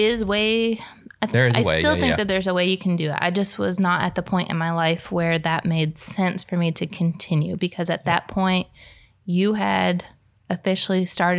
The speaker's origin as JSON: {"language": "English", "region": "New York", "country": "United States", "said": "I'm from New York. I talk fast."}